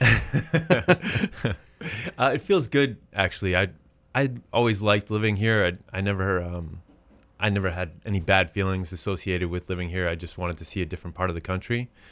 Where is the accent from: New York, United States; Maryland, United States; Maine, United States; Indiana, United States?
Maine, United States; Auburn; also born or lived in Los Angeles; now in Cape Elizabeth, United States; I grew up here in Auburn, just a stone's throw away from where we're recording